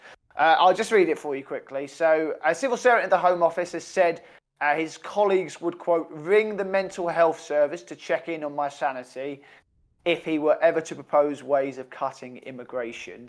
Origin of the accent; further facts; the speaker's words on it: United Kingdom; We're British